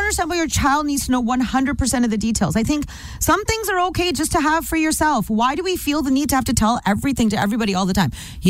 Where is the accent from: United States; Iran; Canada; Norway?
Canada; I'm not Indian, I'm Canadian.